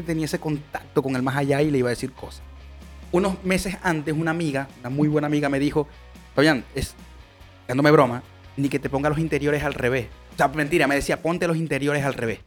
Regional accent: Venezuela; moved away; nosotros que venimos de Venezuela, que es un país bastante eh, beisbolero

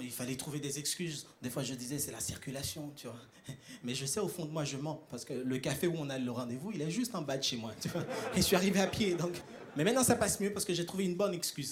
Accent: Haiti; now in Europe; je viens d'Haïti, à ne pas confondre avec Tahiti

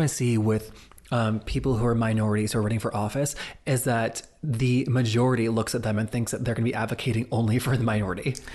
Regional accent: the South, United States; growing up queer in the South

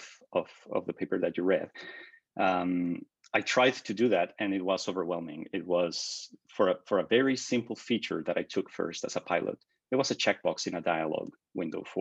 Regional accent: Mexico; moved away as an adult; also born or lived in Toronto; I came out of undergrad with a computer systems engineering degree from Mexico. And I worked as an independent freelance software developer, doing custom work for local companies in my hometown

